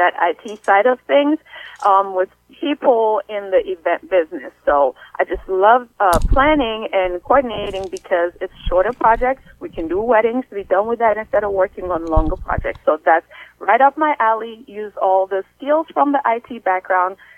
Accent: Sierra Leone; now in United States; I'm originally from Sierra Leone, West Africa

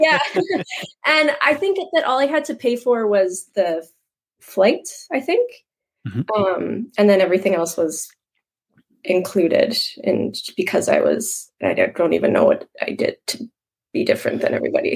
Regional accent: Moose Jaw, Saskatchewan, Canada; Born and raised in Moose Jaw, Saskatchewan. I born here, still here.

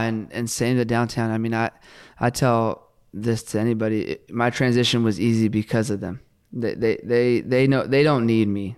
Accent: West Coast, United States; now in Oklahoma, United States; I grew up on the West Coast

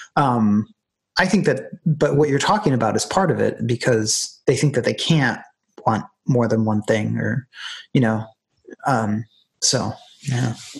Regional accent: United States; moved away as an adult; now in Ireland; looking upon Ireland from as an American

